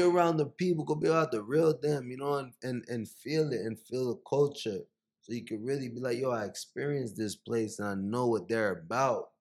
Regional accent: Miami, Florida, United States; moved away as an adult; also born or lived in Haiti / New York; now in Los Angeles, United States; I grew up in Miami, in the Miami area.

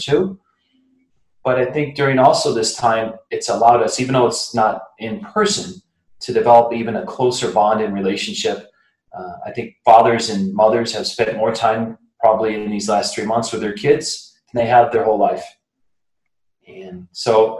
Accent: Flint, Michigan, United States; That good old Flint, Michigan

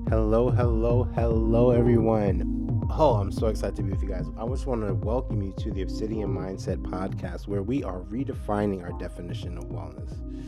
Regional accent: New York, United States; I'm from New York

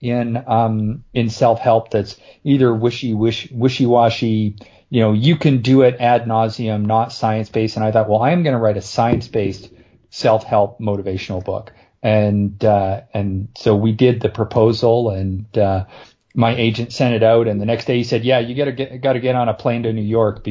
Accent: Canada; I'm Canadian

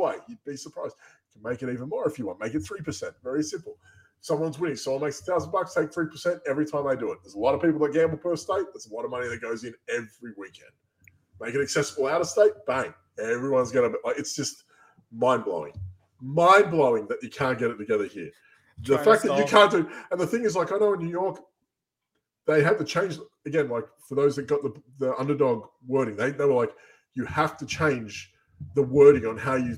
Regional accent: Australia; moved away; I'm from Australia. We have amazing gambling laws throughout the country

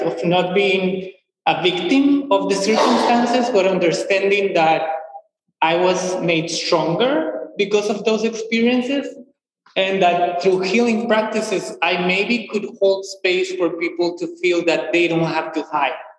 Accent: Guatemala; moved away as an adult; now in United States; I am originally from Guatemala

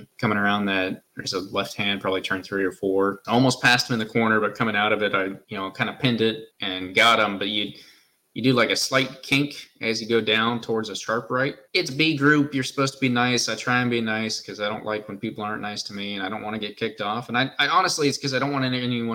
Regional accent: United States; we're American

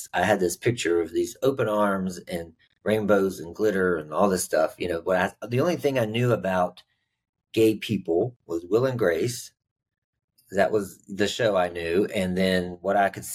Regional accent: West Virginia, United States; I grew up in West Virginia

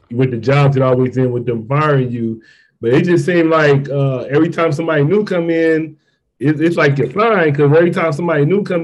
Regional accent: Columbus, Mississippi, United States; moved away as an adult; now in San Diego, United States; I'm from Mississippi, man, so I joined the Marines, but I just stayed out here.

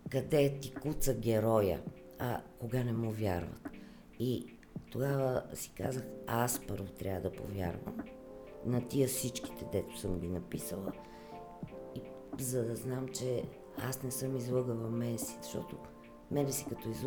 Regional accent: Blagoevgrad, Blagoevgrad Province, Bulgaria; И там, където съм родена в Благоевград, има имаше беженската махала. Е, като деца се в Благоевград е много топло.

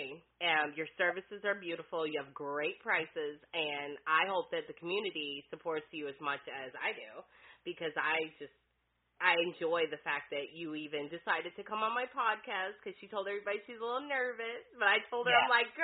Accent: Detroit, Michigan, United States; now in Florida, United States; I'm from Detroit

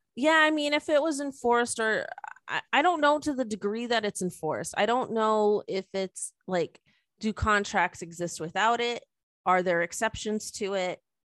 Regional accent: Canada; we're Canadian and, like, yes, we're, we're patriotic and we love Canada.

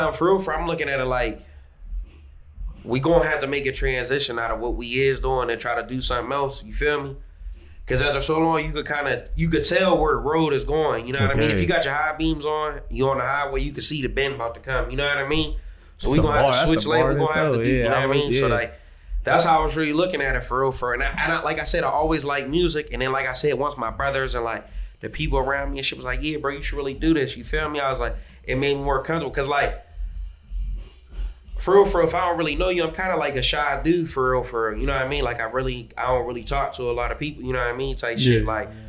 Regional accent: Sharon, Pennsylvania, United States; I'm from Sharon, Pennsylvania. It's like

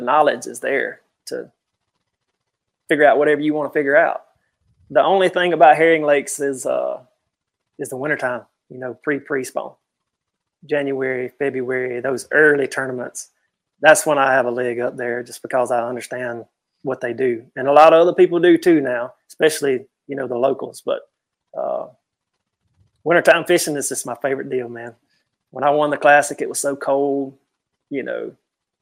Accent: United States; born or raised there

